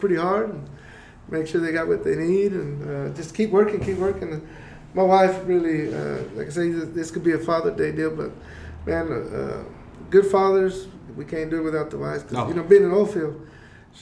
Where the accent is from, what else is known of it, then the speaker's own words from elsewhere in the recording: Andrews, Texas, United States; also born or lived in Kansas; we're from Andrews. You know, still from Andrews